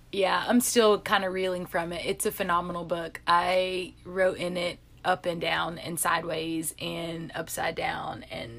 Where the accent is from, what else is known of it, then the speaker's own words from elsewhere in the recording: Atlanta, Georgia, United States; I'm from South Atlanta.